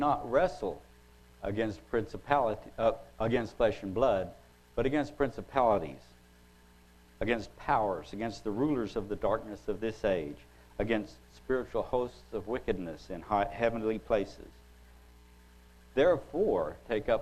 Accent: Oklahoma, United States; I'm from Oklahoma

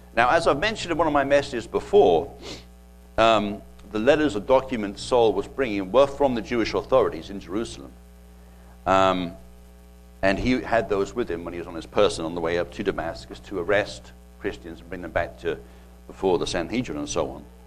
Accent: England, United Kingdom; now in United States; I remember growing up as a kid um, over in England

